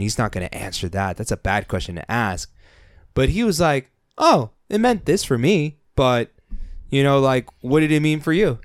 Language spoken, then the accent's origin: English; San Diego, California, United States; we're from San Diego